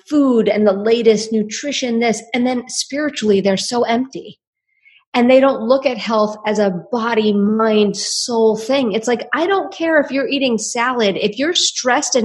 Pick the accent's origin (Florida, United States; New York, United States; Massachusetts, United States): New York, United States; New York City; now in Austin, United States; I'm from Staten Island.